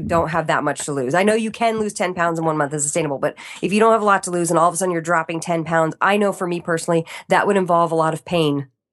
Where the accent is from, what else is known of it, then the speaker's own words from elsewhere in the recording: East Coast, United States; moved away; growing up in the East Coast